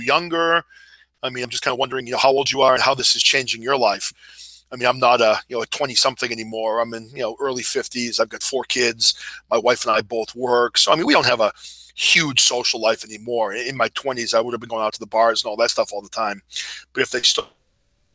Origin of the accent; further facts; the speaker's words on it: New Hampshire, United States; now in Massachusetts, United States; I've lived in the U.S. my entire life. I grew up in New Hampshire